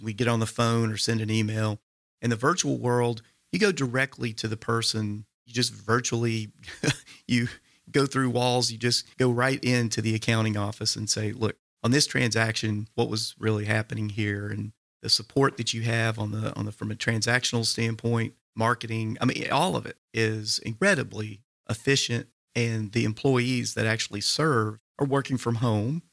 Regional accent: Signal Mountain, Tennessee, United States; I grew up on Signal Mountain, very idyllic childhood

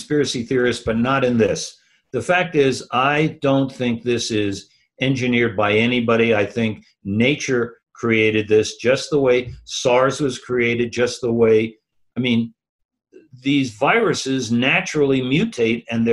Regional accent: New York, United States; I grew up in Manhattan

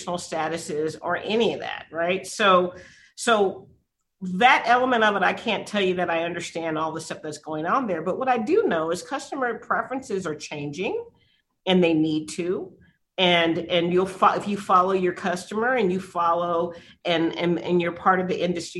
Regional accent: San Antonio, Texas, United States; born or raised there

